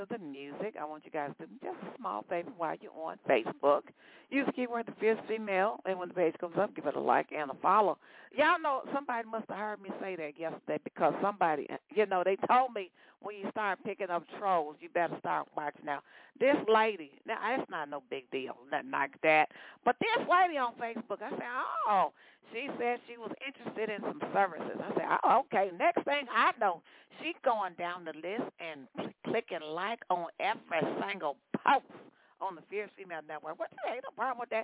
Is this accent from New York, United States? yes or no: no; Stockbridge, Georgia, United States; based out of Stockbridge, Georgia. That's my hometown.